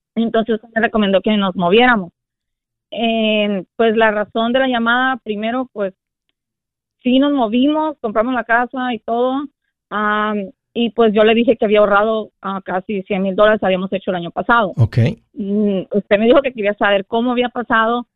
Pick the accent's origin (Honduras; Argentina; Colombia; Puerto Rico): Honduras; soy de Honduras